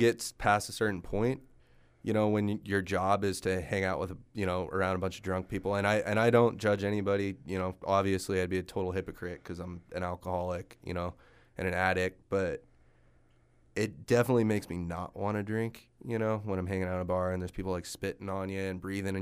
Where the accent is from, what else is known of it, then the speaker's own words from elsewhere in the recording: Texas, United States; moved away; I'm from Texas, and so I go down there and visit my family and stuff